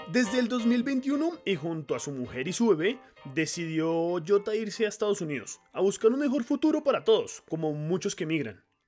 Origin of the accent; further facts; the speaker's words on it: Colombia; como colombianos